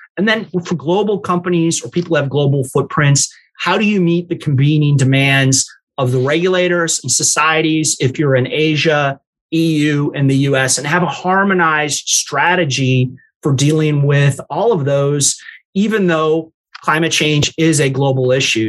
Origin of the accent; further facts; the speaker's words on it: New Orleans, Louisiana, United States; moved away; also born or lived in Evanston, Illinois / Chicago, Illinois / Lake Charles, Louisiana; my mom very quickly moved us down to New Orleans where I grew up.